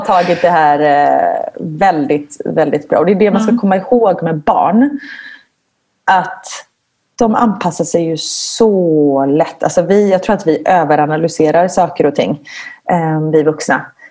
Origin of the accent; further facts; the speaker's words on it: Gothenburg, Västra Götaland, Sweden; moved away as an adult; now in Belgium; jag kommer från Göteborg så jag är van vid regn